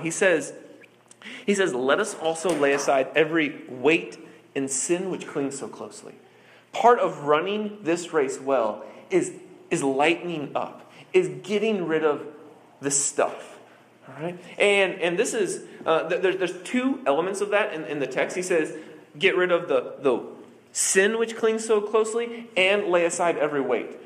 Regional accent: Iowa, United States; I'm from Iowa, so it's cold in Iowa

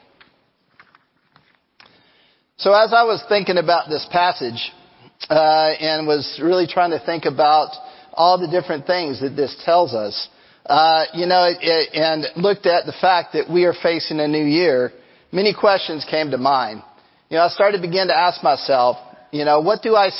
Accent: Angleton, Texas, United States; As a kid, I grew up on the Gulf Coast. I grew up down in Angleton, and it was only 15 minutes from the Gulf of Mexico

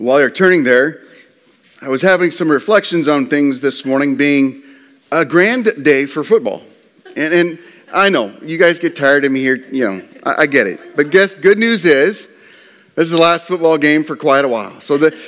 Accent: Nebraska, United States; I'm from Nebraska.

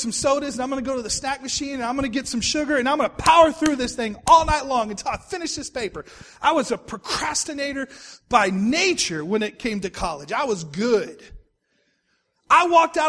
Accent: Texas, United States; moved away as an adult; also born or lived in Oklahoma City, Oklahoma; I was from Texas.

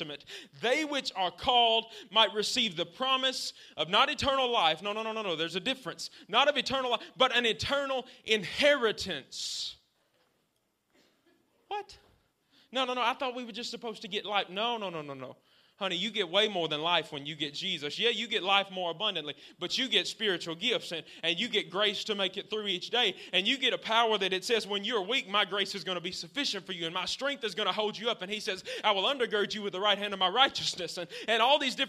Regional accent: the South, United States; Since I'm from the South

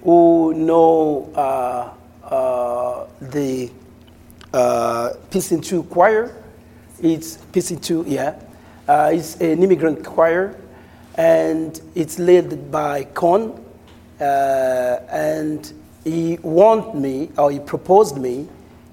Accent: Cabinda, Angola; moved away as an adult; now in United States; I'm from Angola, from Cabinda specifically.

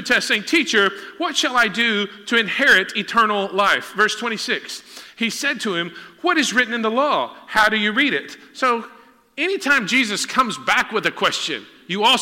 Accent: Huntsville, Texas, United States; my mom's car on Normal Park in Huntsville, Texas, my hometown

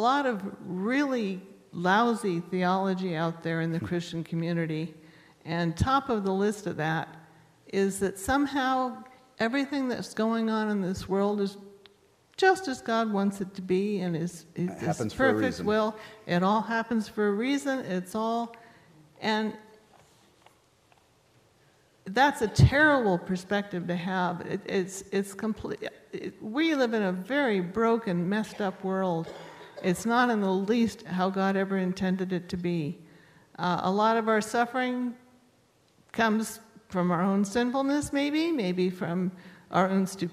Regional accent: United States; I'm an American and a Presbyterian

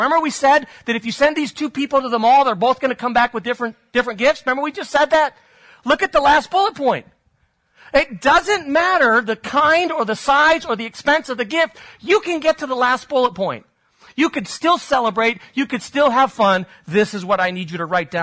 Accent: Spain; moved away; I grew up in Spain

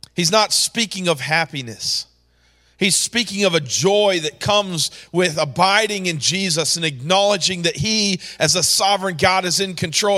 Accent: New York, United States; moved away; growing up in New York, I had a godly mother and father

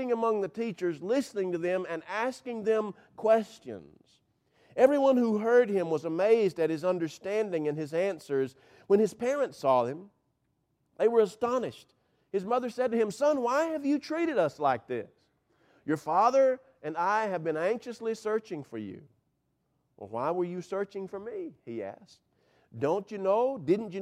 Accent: Cumming, Georgia, United States; I grew up on north of the equator in Forsyth County

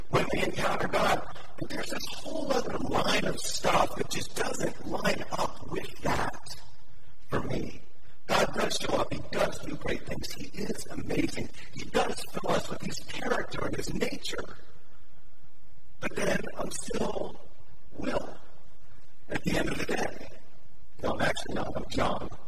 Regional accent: Cincinnati, Ohio, United States; also born or lived in Newport, Kentucky; grew up in Cincinnati, went to a Baptist church on Blue Rock Road

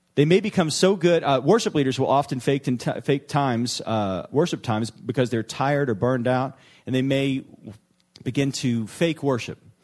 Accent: New Orleans, Louisiana, United States; moved away; my hometown, New Orleans

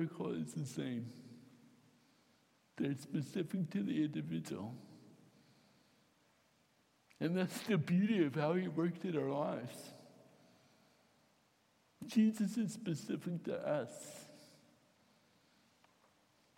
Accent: Fairfield, United States; I grew up with them in Fairfield

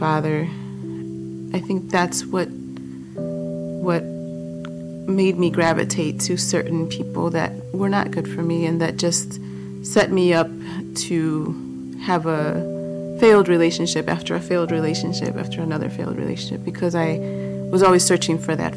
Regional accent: Chicago, Illinois, United States; also born or lived in Boston, Massachusetts; When I was two, we moved to Chicago after my parents had separated

